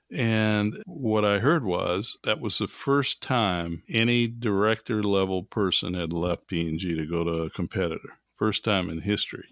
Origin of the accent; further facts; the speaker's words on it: New Orleans, Louisiana, United States; as an African-American growing up in New Orleans in the early forties